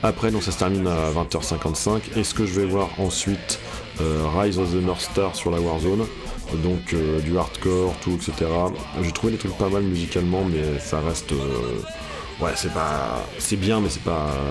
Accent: Normandy, France; Je suis normand

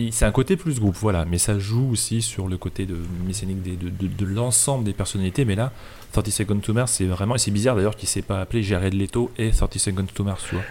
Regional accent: France; on est français

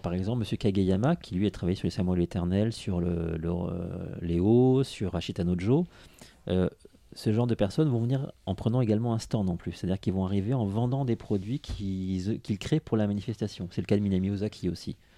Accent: Nice, Provence-Alpes-Côte d'Azur, France; je suis né à Nice.

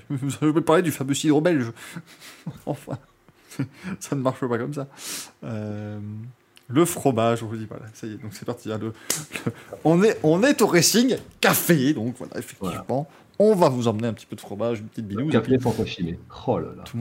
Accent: France; C'est Total Energy, bien évidemment, parce qu'on est français.

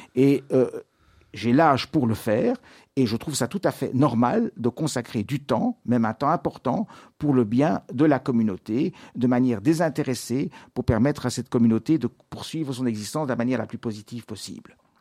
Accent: Brussels, Brussels-Capital Region, Belgium; je suis né à Bruxelles en 1954, donc j'ai 69 ans.

